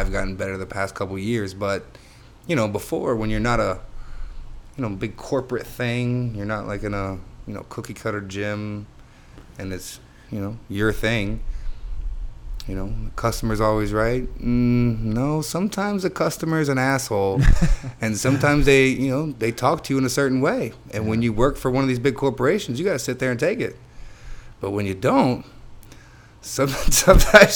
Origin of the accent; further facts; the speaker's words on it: Homestead, Florida, United States; my hometown of Homestead